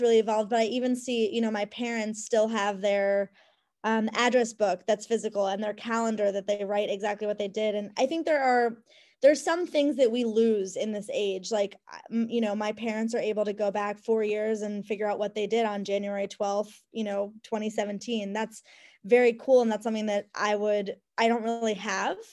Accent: Cleveland, Ohio, United States; moved away; my home where I grew up in Cleveland.

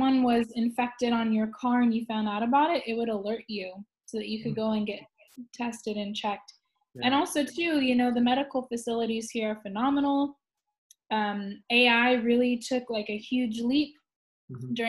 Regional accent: California, United States; moved away as an adult; now in Shanghai, China; I'm originally from California

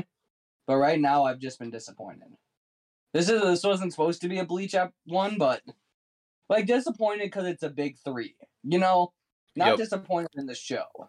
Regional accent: United States; As an American

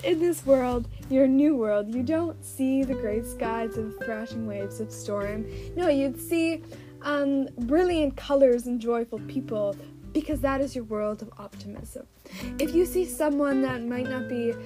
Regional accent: Canada; I'm Canadian from the backwoods

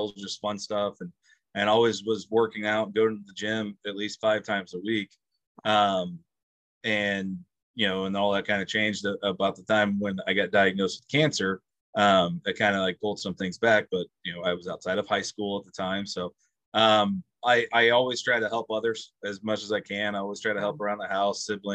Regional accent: Prairie Village, Kansas, United States; I'm from Prairie Village, Kansas.

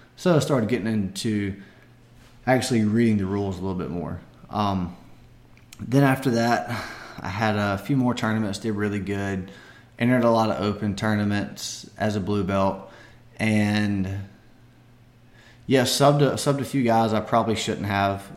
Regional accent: Barnwell, South Carolina, United States; my hometown of Barnwell

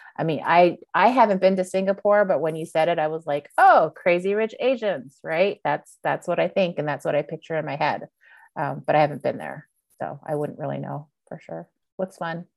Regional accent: Montreal, Quebec, Canada; moved away; I was born and raised in Montreal, Canada

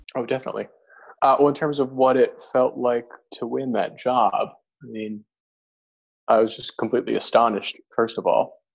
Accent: Arizona, United States; moved away as an adult; it was my hometown

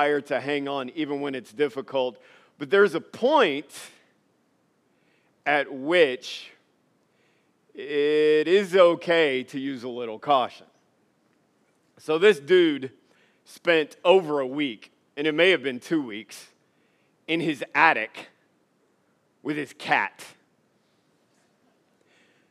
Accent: Louisiana, United States; moved away; also born or lived in Alexandria, Louisiana; I was born and raised and spent most of my life in Louisiana.

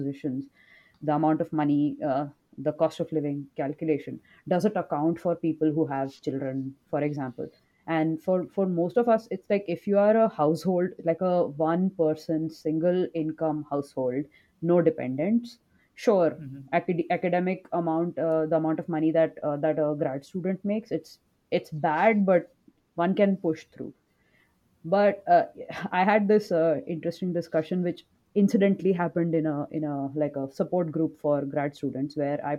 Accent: India; moved away as an adult; now in United States; I'm from India

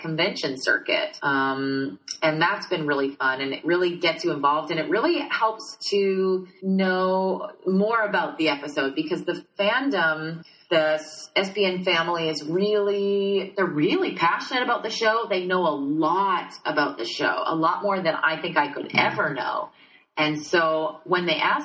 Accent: Saskatchewan, Canada; I'm from originally from Saskatchewan, which is directly above North Dakota

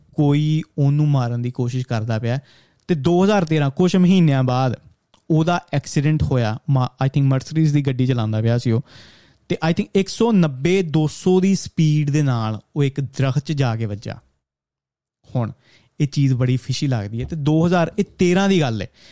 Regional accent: India

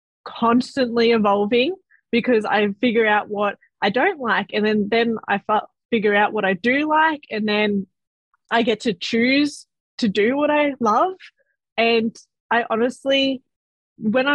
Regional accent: Melbourne, Victoria, Australia; I am from Southeast Melbourne. I am currently still living at my beautiful parents'

